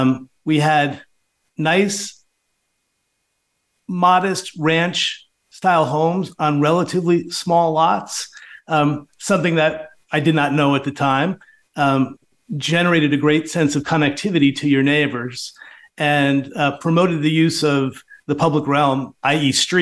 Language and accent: English; Long Island, New York, United States; moved away as an adult; also born or lived in North Carolina; now in Miami, United States; growing up on Long Island